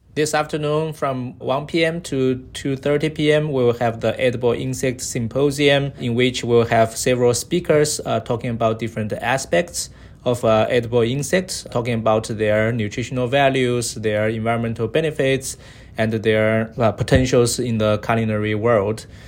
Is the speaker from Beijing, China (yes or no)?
no; Sichuan, China; moved away; when I grew up as a kid, I was from China, so My hometown is, uh, Sichuan province, uh, in the southwest of, uh, China.